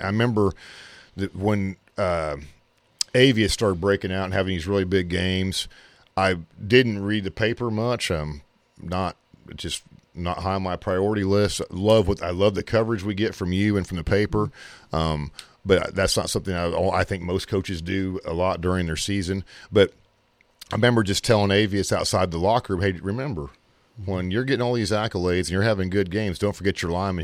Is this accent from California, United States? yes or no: no; Kansas, United States; moved away as an adult; now in Missouri, United States; I'm from Kansas